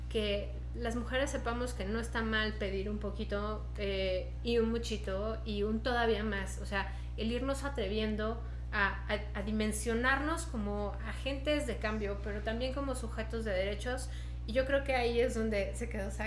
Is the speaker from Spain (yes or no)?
no; Mexico; Es la primera vez que firmamos como mexicanas contra la corrupción